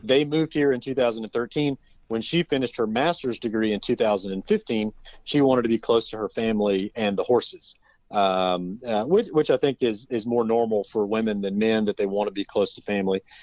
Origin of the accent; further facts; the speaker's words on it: Forest City, North Carolina, United States; also born or lived in Asheville, North Carolina; born and raised in Forest City, North Carolina